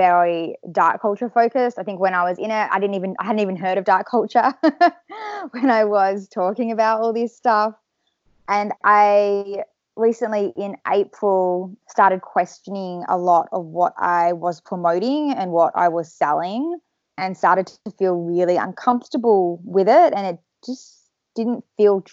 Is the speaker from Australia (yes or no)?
yes; Perth, Western Australia, Australia; I'm from Perth, Western Australia